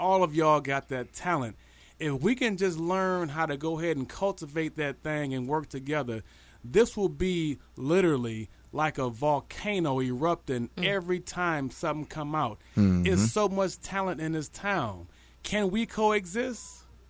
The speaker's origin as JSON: {"language": "English", "town": "South Bend", "region": "Indiana", "country": "United States", "tie": "born or raised there", "also_born_or_lived": "Los Angeles, California", "moved": "yes", "lives_now": "Florida, United States", "said": "I was born in L.A., but I was raised in the Bend."}